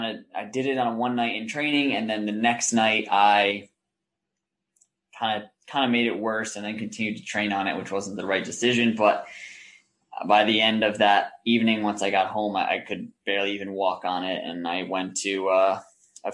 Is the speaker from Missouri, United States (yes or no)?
no; New York, United States; also born or lived in Denmark; my hometown